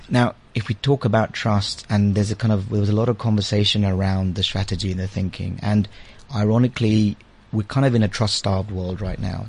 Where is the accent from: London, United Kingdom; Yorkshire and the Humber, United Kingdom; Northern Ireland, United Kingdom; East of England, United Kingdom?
London, United Kingdom; also born or lived in India / Liberia; now in South Africa; I was born in India, uh, and then I spent a couple of years uh, when I was very young in Liberia, and then back in India. And I went to the UK when I was about seven or eight. So I've been in the UK ever since, uh, and kind of grew up in London.